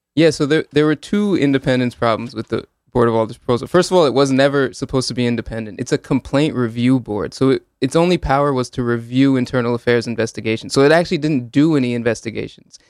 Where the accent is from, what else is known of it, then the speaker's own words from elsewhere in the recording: Hamden, Connecticut, United States; also born or lived in Woodbridge, Connecticut / New Haven, Connecticut; I grew up in Hamden in Woodbridge